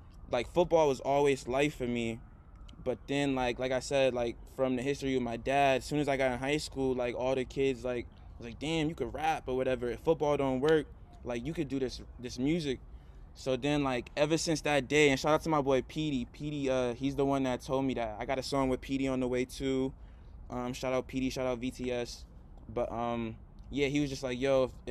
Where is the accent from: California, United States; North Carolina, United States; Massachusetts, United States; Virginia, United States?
Massachusetts, United States; Boston; Boston because like this is where like we're all from